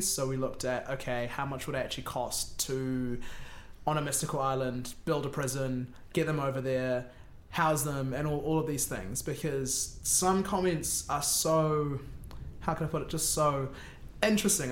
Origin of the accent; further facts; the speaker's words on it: Wellington, New Zealand; moved away as an adult; also born or lived in Auckland; I came from Wellington, went up to Auckland, I knew people from school